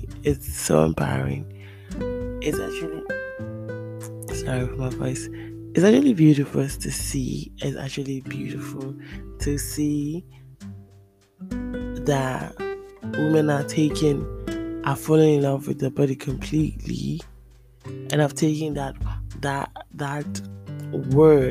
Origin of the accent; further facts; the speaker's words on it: Ghana; moved away; I grew up partly in Africa, in Ghana.